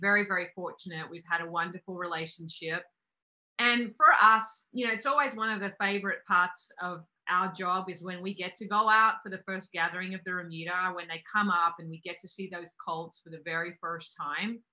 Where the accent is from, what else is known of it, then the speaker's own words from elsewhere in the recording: Australia; I'm from Australia.